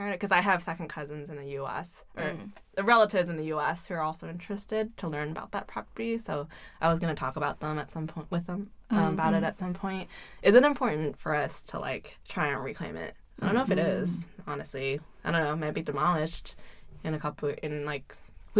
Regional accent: United States; moved away as an adult; also born or lived in Hong Kong; now in China; other people perceive me as not being very real Chinese because I grew up in the U.S.

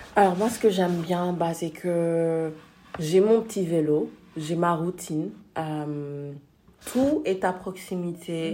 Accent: Senegal; also born or lived in France; now in Netherlands; je suis née et j'ai grandi au Sénégal

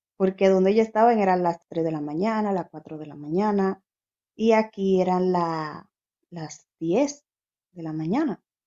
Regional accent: Dominican Republic; moved away as an adult; also born or lived in Santo Domingo; now in Spain; la primera página que creé fue estando en Santo Domingo

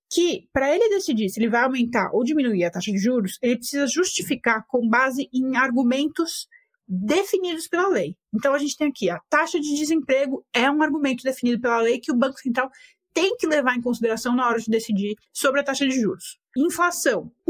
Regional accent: Argentina; Portuguese is a second language; Porque eu sou argentino e eu, meu país vive o oposto disso.

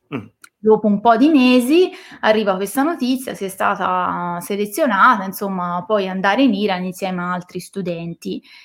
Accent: Siena, Tuscany, Italy; moved away as an adult; now in Valdarno, Italy; Io sono di Siena

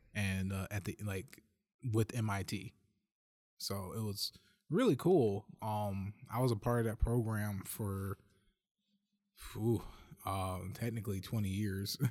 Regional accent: Detroit, Michigan, United States; also born or lived in Las Vegas; I was born and raised in Detroit

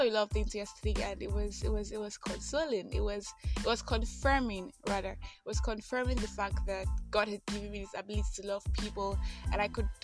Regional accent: Nigeria; I am that Nigerian Christian alcoholic

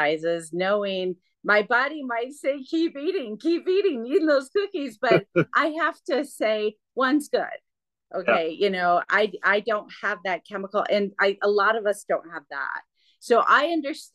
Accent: Michigan, United States; I'm from Michigan.

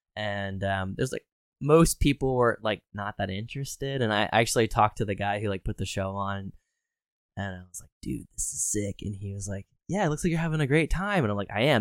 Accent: Harrisburg, Pennsylvania, United States; born or raised there

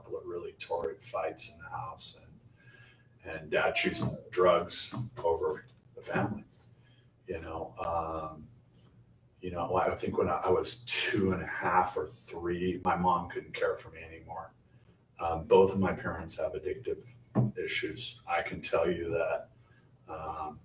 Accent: Santa Monica, California, United States; I was born in Santa Monica, California in 1965

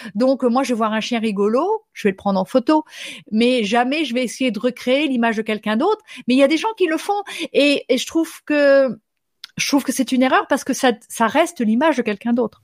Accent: France; first language French; moved away as an adult; now in Minnesota, United States; J'habite aux États-Unis, mais je suis française

